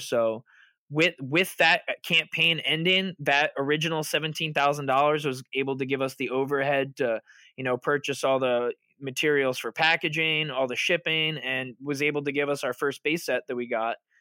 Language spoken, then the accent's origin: English; Long Island, New York, United States; I'm from Long Island